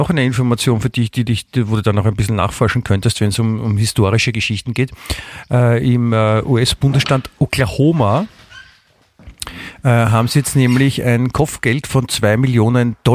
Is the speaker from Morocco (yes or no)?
no; Germany; Ich bin ja auch Deutscher.